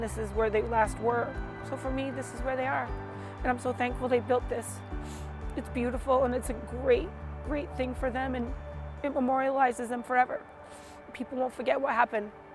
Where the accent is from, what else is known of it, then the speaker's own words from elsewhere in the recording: Pawtucket, Rhode Island, United States; now in Charlestown, United States; I'm from Rhode Island, originally from Pawtucket. Now I live in Charlestown